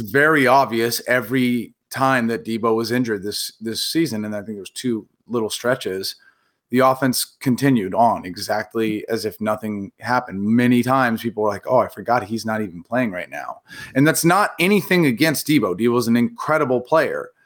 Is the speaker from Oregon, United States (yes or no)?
yes; Portland, Oregon, United States; Growing up in Portland, Pacific Northwest